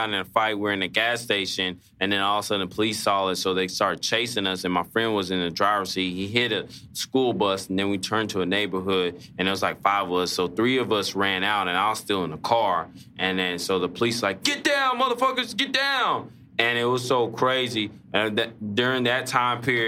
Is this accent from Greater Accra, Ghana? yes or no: no; Asante, Ashanti, Ghana; I'm Ghanaian, and from the Asante tribe as well.